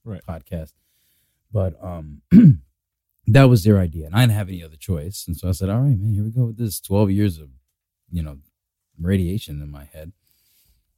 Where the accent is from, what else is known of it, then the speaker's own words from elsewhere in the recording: New York City, New York, United States; growing up in Brooklyn, you know, I was never taught about like health insurance is important